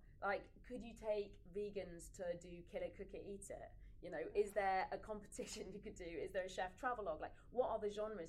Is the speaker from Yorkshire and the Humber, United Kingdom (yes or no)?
yes; Leeds, Yorkshire and the Humber, United Kingdom; okay, so I'm from Yorkshire. Mm-hmm. I want to go back to Leeds. I want to set up a production company in Leeds.